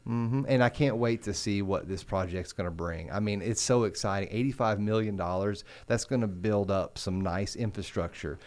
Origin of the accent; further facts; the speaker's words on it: Oak Ridge, Tennessee, United States; moved away; I grew up in Oak Ridge, graduated from Oak Ridge